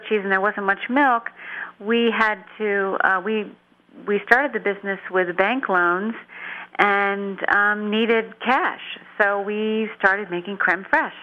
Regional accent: New Jersey, United States; moved away as an adult; also born or lived in Brittany, France / Ardèche, France; now in Vermont, United States; I grew up in New Jersey

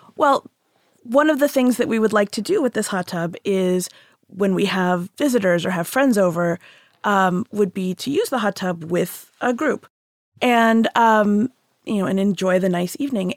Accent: Houston, Texas, United States; now in Massachusetts, United States; I grew up in Houston

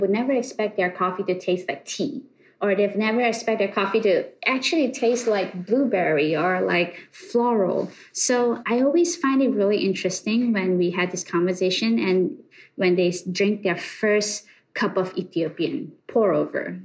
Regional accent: Malaysia; moved away as an adult; now in New York, United States; born and raised in Malaysia. I came to USA about uh, 10 years ago

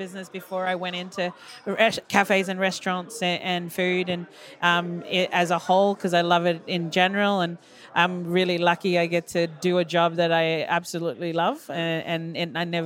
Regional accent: Mer Island, Torres Strait, Queensland, Australia; now in Melbourne, Australia; I come from Mer, which is like the furthest away and closer to the Barrier Reef

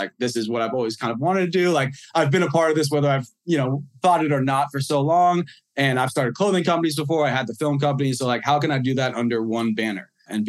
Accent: Los Angeles, California, United States; also born or lived in New York City, New York, United States / Miami, Florida, United States; I was then moved to Los Angeles around like 6 years old and raised there. So I'm very much a New York City person, kid at heart. Like, that will never change. But like, I'm a West Coast kid.

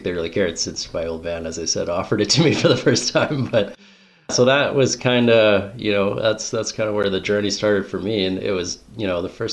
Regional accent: Smithers, British Columbia, Canada; I grew up in Smithers, BC, where I'm coming to you from now.

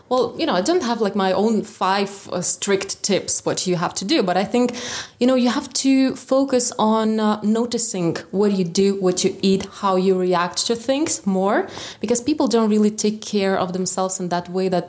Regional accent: Vilnius, Vilnius County, Lithuania; also born or lived in London; I met there a couple of people who were actually also from Lithuania, as I was from Vilnius.

